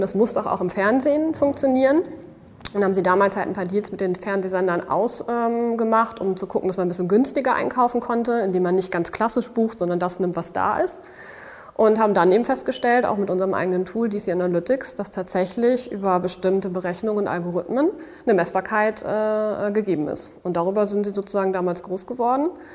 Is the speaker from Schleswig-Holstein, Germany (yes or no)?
no; Dortmund, North Rhine-Westphalia, Germany; moved away as an adult; now in Berlin, Germany; da lebt meine Familie, bin ich auch aufgewachsen